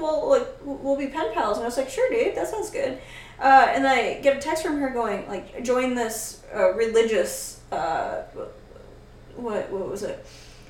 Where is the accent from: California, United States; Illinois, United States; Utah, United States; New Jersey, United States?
California, United States; Northern; moved away as an adult; I'm glad I moved away from California for, like, Northern California anyways.